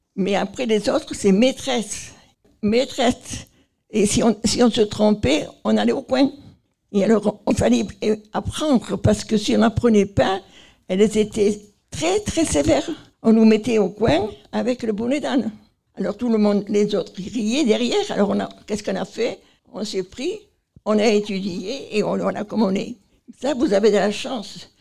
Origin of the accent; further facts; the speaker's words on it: Marseille, Provence-Alpes-Côte d'Azur, France; Chez nous, à Marseille